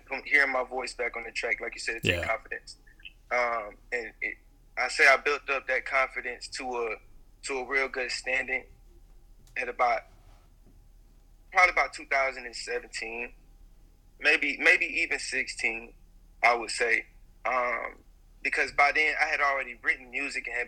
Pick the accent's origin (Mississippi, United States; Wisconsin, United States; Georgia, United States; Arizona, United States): Georgia, United States; Atlanta; I'm from Atlanta, the east side of Atlanta